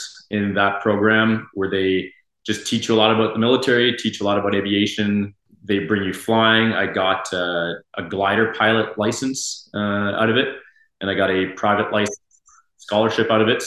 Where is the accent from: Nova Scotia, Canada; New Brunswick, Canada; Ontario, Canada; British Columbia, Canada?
New Brunswick, Canada; Moncton; moved away as an adult; now in Moose Jaw, Canada; University of Moncton, my hometown